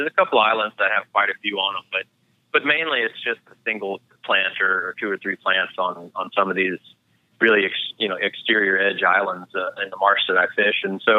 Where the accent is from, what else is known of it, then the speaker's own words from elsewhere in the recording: Louisiana, United States; also born or lived in Florida / Missouri; Yeah, so I was born and raised in the state of Louisiana. Despite the lack of accent, I am Cajun by birth. So I've lived in Louisiana most of my life, spent a little time in Florida, a little time in Missouri